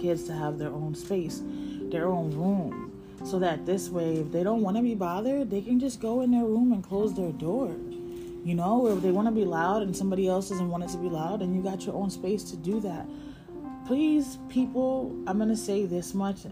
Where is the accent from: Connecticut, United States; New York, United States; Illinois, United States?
Connecticut, United States; moved away as an adult; my license says I'm from Connecticut